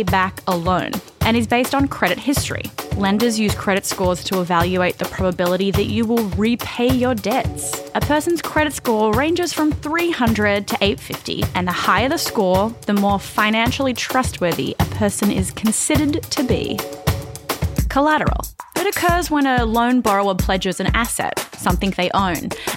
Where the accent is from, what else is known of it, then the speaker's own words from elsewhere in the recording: Australia; moved away as an adult; now in United States; I'm from Australia. I moved to the US about 6 years ago.